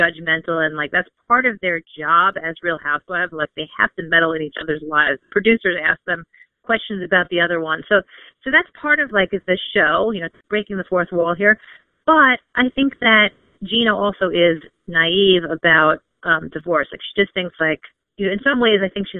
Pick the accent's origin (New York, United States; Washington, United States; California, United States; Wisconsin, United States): New York, United States; I'm from New York